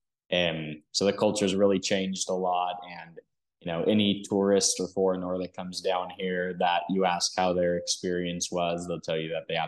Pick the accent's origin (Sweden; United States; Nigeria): Sweden; Stockholm, Stockholm County; born there; first language Dutch, Hebrew, English; I was born in Stockholm, Sweden. And my first language was a little mix of Dutch, Hebrew, and English all at the same time.